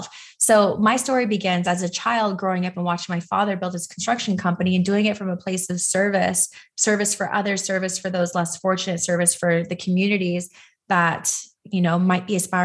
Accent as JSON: {"language": "English", "town": "Los Angeles", "region": "California", "country": "United States", "tie": "born or raised there", "said": "I was born and raised in Los Angeles, California."}